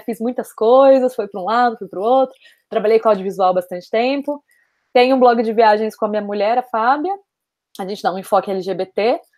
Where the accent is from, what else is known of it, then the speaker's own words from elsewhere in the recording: São Paulo, Brazil; moved away as an adult; now in Barcelona, Spain; moro em Barcelona, é, nasci em São Paulo, vivi quase toda a minha vida em São Paulo.